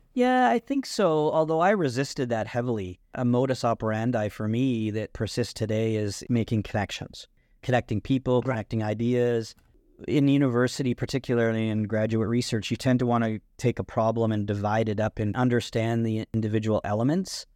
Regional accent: Burford, Ontario, Canada; also born or lived in Brantford, Ontario; I was born in Burford, which was tobacco farming country, kind of in between Brantford and Woodstock, Ontario. I also spent a lot of time in Brantford, Ontario as well. So Brantford's really the largest city around that area. But yeah, that's where I grew up

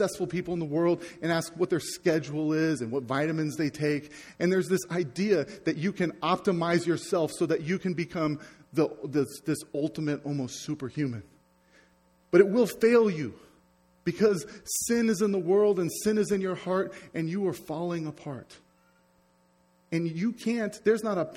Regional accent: United States; I'm American

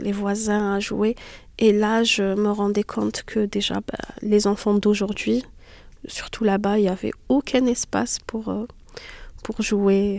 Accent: Algeria; moved away as an adult; now in France; je suis née en Algérie, j'y ai vécu jusqu'à l'âge de 19 ans

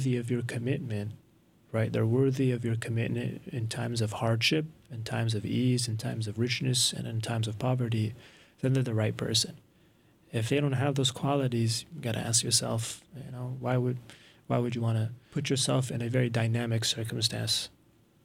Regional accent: United States; I grew up in the States and I went to school

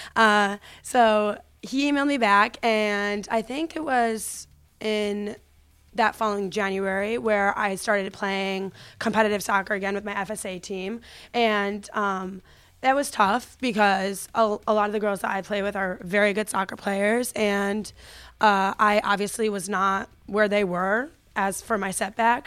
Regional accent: Connecticut, United States; I'm from Connecticut, so the first club that I ever played for was F S A, which is Farmington Sports Arena

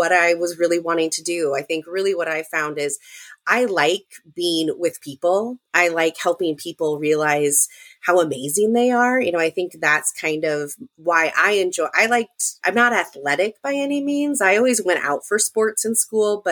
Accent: Southwest Iowa, United States; I'm from Southwest Iowa, grew up in a small town

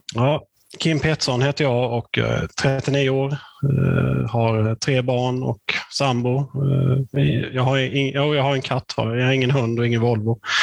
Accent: Hyltebruk, Halland County, Sweden; när jag växte upp i Hyltebruk

